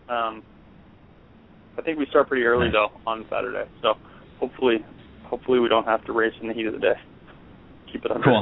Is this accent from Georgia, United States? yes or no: no; Cashmere, Washington, United States; So uh, I, I grew up in Eastern Washington, um, little town called Cashmere outside of Wenatchee, which is also a little town, but not quite as little.